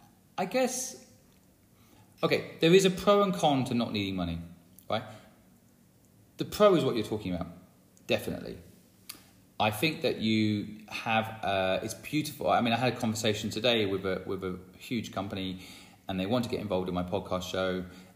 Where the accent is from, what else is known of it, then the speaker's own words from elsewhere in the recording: England, United Kingdom; It made me not like the English. I'm English and I watched that movie and I'm like, bloody English.